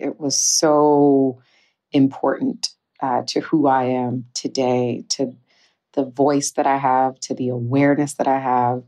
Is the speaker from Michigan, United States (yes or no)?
yes; Detroit, Michigan, United States; growing up in Detroit